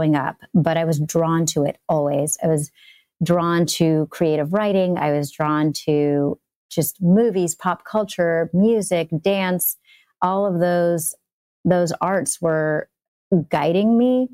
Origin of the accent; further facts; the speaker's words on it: Los Angeles, California, United States; I grew up in Encino